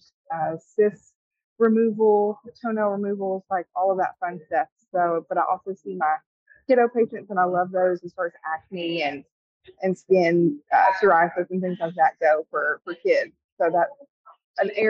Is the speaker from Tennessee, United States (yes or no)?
yes; Middle Tennessee, United States; also born or lived in Bowling Green, Kentucky / Portland, Tennessee; We are both from the Middle Tennessee area